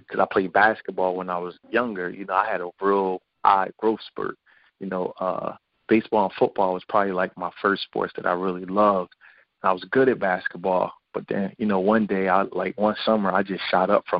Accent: Philadelphia, Pennsylvania, United States; I was born and raised in Philadelphia. I was born in West Philly.

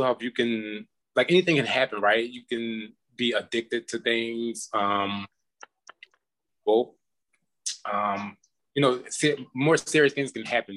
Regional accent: Philadelphia, Pennsylvania, United States; now in Las Vegas, United States; I'm from Philadelphia, Pennsylvania.

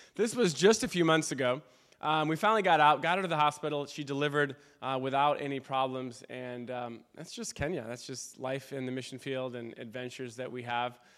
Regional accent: Wheaton, Illinois, United States; moved away as an adult; also born or lived in Michigan / Pennsylvania / Western Springs, Illinois; now in Africa; I grew up in Wheaton.

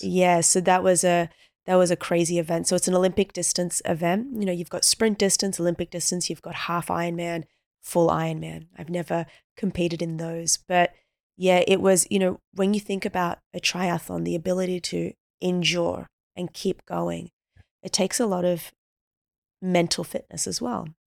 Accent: Australia; born and raised in Australia, so we're natural swimmers.

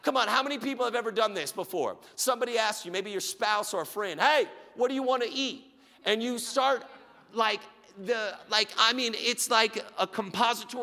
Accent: Richardson and Plano, Texas, United States; I moved from Richardson Schools to Plano Schools. I did 2 6th grades.

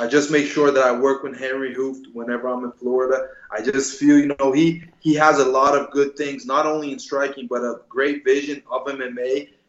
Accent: Brazil; also born or lived in New Jersey, United States; I lived in Brazil since I'm 6 years old. I was born in Jersey, but then moved with my mother to Brazil.

